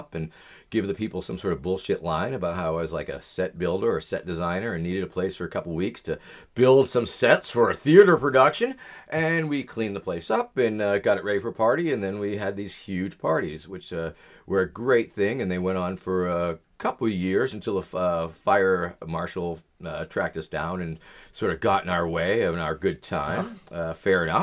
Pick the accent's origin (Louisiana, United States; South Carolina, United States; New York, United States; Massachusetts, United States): Massachusetts, United States; Gloucester; moved away as an adult; also born or lived in Baltimore; this is Gloucester. This is my hometown, for sure.